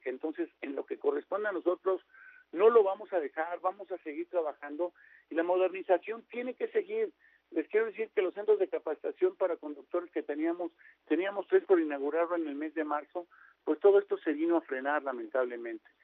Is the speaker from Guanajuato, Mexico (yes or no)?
yes; Guanajuato, Mexico; ahora que venía de la Ciudad de México, Rumbaleón, Guanajuato, de donde soy